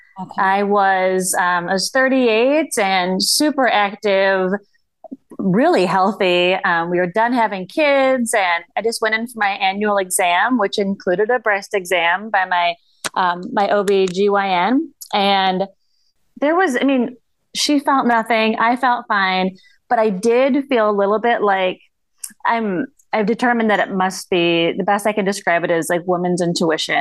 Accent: northern Minnesota, United States; now in suburbs of Minneapolis, United States; I'm from a super small town in northern Minnesota. Okay. If my accent doesn't give it away

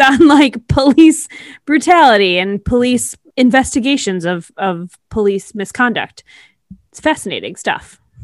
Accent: Buffalo, New York, United States; I was born in Buffalo

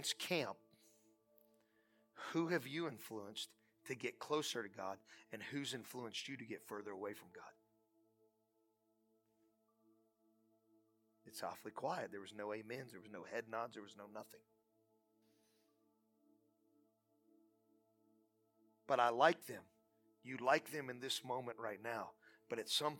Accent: United States; I'm from Portage County

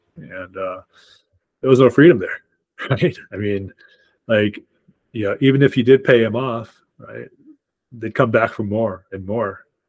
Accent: Arkansas, United States; born there; And then I was born in Arkansas.

